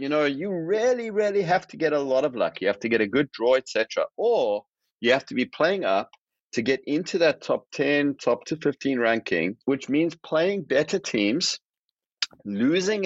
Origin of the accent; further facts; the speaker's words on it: South Africa; moved away; I'm originally from South Africa